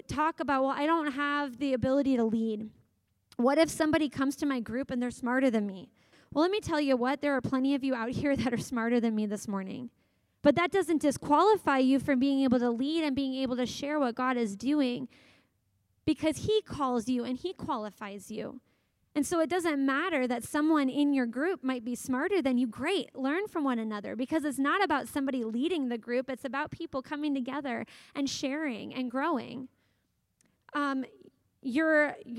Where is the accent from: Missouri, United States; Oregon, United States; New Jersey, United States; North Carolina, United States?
Missouri, United States; Kansas City; moved away; I grew up in Kansas City